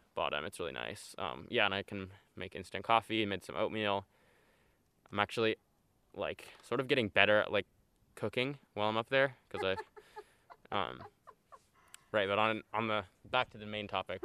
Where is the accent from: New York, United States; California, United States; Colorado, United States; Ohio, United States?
California, United States; Elk; I'm 18, and I grew up in Elk, California, about 40 minutes from here